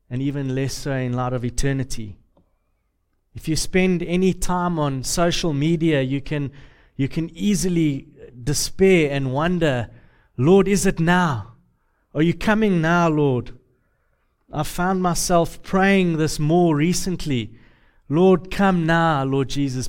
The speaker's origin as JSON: {"language": "English", "region": "Deep South", "country": "United States", "accent": "southern", "said": "I'm from the south, uh, the deep south, the, the really, really deep south"}